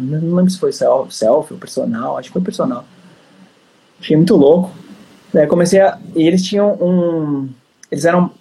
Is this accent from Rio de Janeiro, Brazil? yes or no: no; São Paulo, Brazil; eu sou de São Paulo